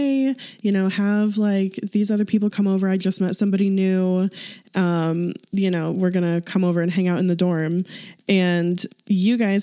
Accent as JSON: {"language": "English", "town": "St. Louis", "region": "Missouri", "country": "United States", "moved": "as an adult", "lives_now": "Kansas City, United States", "said": "So we're both from St. Louis. I currently live in Kansas City with my husband, Jordan"}